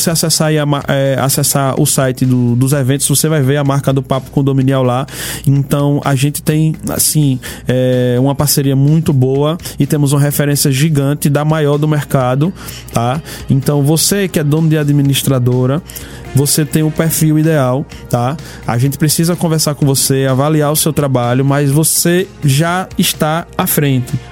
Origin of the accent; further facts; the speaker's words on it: Northeast Region, Brazil; Nós somos nordestinos. Tô falando aqui de Aracaju e lá em Teresina tem duas pessoas maravilhosas.